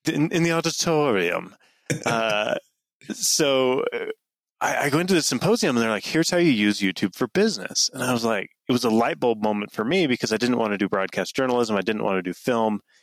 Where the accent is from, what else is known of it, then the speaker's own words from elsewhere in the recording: Mountain Green, Utah, United States; I grew up in northern Utah a little town called Mountain Green, uh, kind of up in the mountains, as the name suggests